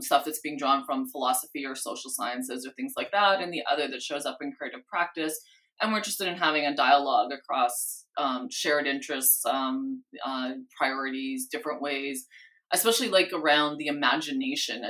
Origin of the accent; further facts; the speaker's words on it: Canada; moved away as an adult; now in California, United States; I came from Canada. So living in California has all the charm for me that a person who grew up where it's like, you know, 40 below regularly appreciates the charm of California